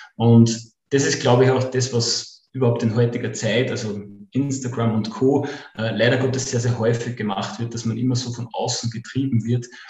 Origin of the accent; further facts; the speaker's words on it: Upper Austria, Austria; komme aus dem wunderschönen Oberösterreich.